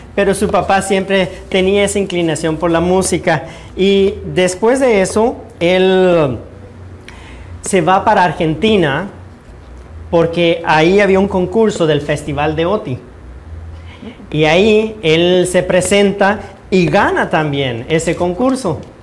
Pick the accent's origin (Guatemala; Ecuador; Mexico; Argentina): Guatemala; now in United States